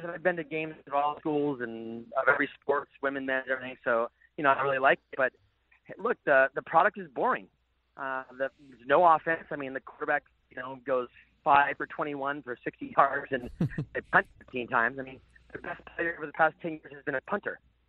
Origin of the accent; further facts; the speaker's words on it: San Diego, California, United States; I'm born and raised in San Diego